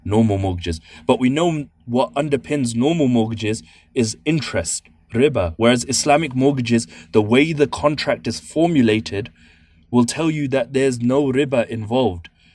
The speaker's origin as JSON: {"language": "English", "region": "London", "country": "United Kingdom", "said": "I'm from East London"}